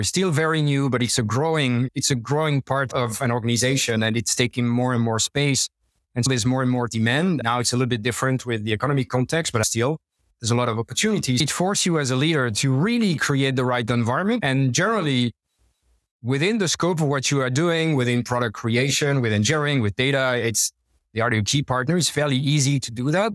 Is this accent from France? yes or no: yes; Normandy, France; English is a second language; moved away as an adult; I'm French, but I left French about 20 years ago. Born and raised in Normandy, northwest of French, by the sea